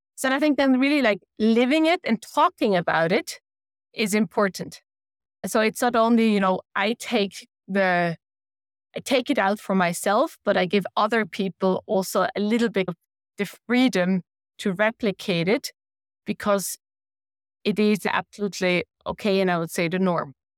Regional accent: Switzerland; moved away as an adult; also born or lived in Denmark; We deliberately moved to Switzerland where I am from, where we have family that can support us

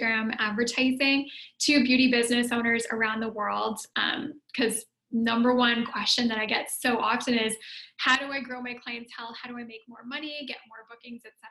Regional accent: Canada; also born or lived in Ottawa, Canada / Italy; So I'm Canadian

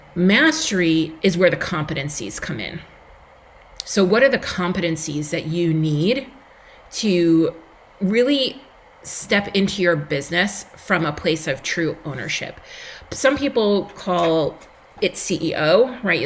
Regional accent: Long Island, New York, United States; accent: New York; if you cannot tell by my accent, I am a New Yorker from Long Island, New York

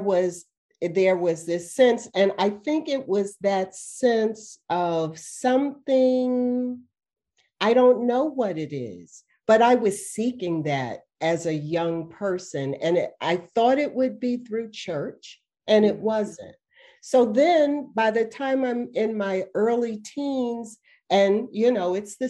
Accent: Washington, District of Columbia, United States; I grew up in Washington, D.C.

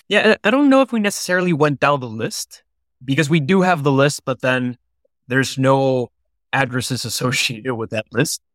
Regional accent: Peru; moved away as an adult; also born or lived in New York; now in Boston, United States; I grew up in Peru up until I was eighteen

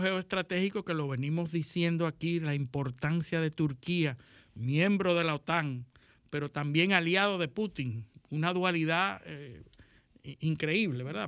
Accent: Dominican Republic; los que somos liceístas y dominicanos

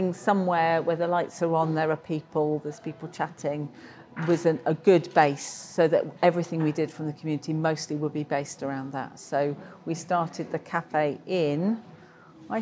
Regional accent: Darlington, North East England, United Kingdom; moved away as an adult; now in Reading, United Kingdom; I came from Darlington, which is near south of Newcastle.

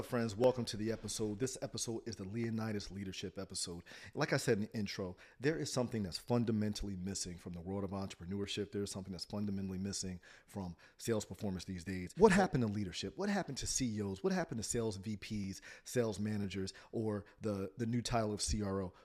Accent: Trenton, New Jersey, United States; I grew up in Trent, New Jersey

